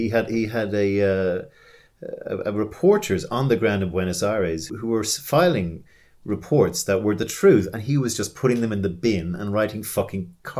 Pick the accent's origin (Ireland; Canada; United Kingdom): Ireland; also born or lived in New York; I was 14 when that happened. And, I was being Irish.